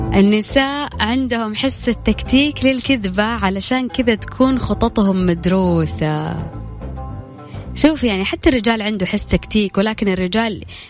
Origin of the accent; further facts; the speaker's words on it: Saudi Arabia; عندنا في السعوديه